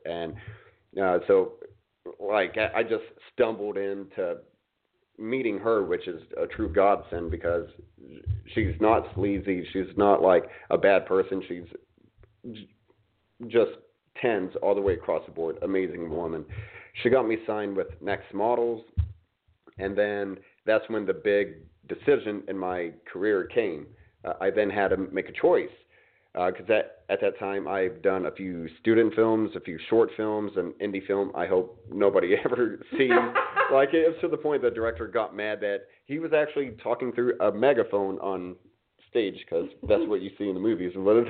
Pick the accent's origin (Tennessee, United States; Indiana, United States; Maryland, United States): Indiana, United States; moved away; also born or lived in Miami / New York City; growing up in Indiana